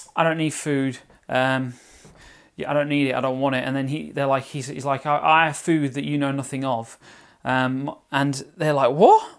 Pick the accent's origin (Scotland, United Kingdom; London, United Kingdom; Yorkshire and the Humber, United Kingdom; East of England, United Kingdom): London, United Kingdom; accent: Cockney; my Cockney accent there. Anyway, EastEnders type accent.